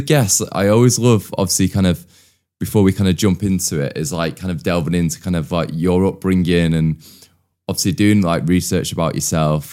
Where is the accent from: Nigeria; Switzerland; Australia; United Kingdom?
United Kingdom; outskirts of Manchester, North West England; So we moved away from Manchester and moved to the outskirts